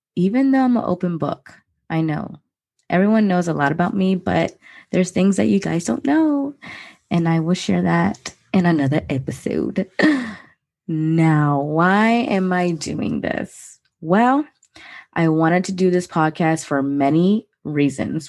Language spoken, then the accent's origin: English; Maryland, United States; I was born and raised in Maryland